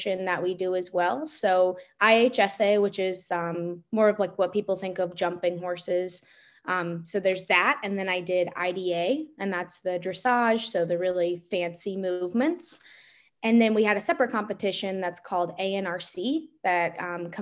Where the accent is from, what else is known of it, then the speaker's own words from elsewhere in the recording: Gloucester County, Virginia, United States; I grew up in Gloucester County, Virginia